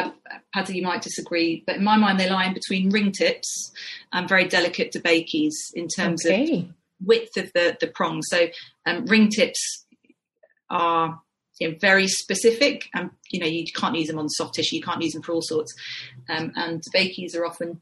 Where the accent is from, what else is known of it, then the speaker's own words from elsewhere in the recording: London, United Kingdom; moved away as an adult; also born or lived in Edinburgh; I'm from North London